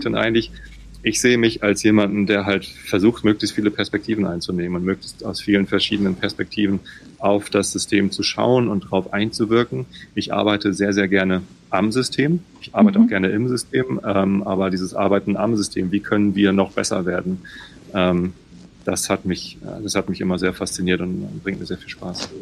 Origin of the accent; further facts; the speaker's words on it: Germany; also born or lived in Hamburg; Ich bin hier südlich von Hamburg aufgewachsen